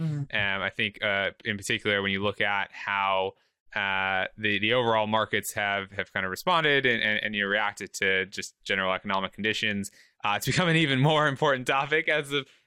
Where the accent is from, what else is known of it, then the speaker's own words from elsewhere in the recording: Michigan, United States; moved away as an adult; now in Washington, DC, United States; I'm actually born and raised in Michigan